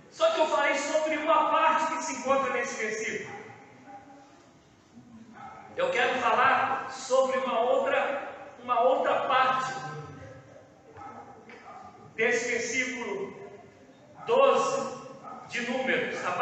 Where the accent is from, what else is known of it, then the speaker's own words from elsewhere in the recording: Campo Grande, Mato Grosso do Sul, Brazil; eu sou nascido e criado em Campo Grande